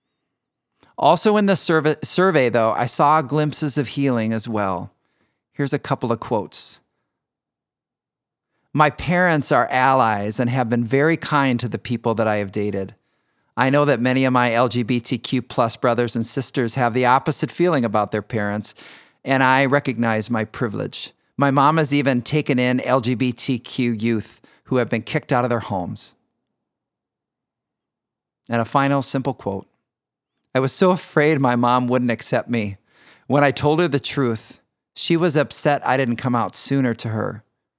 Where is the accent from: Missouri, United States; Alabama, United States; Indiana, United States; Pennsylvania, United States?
Indiana, United States; Michigan City; I grew up in Michigan City, Indiana.